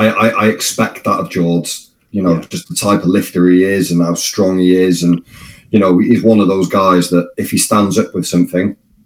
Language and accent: English; Wales, United Kingdom; even as a Welshman